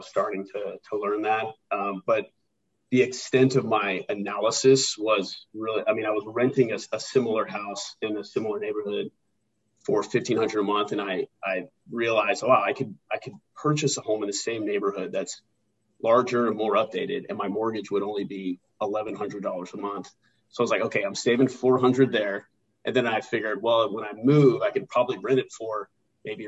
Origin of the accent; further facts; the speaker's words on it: Houston, Texas, United States; moved away as an adult; also born or lived in Lemoore, California / Japan / Pensacola, Florida; I'm originally from Houston, Texas.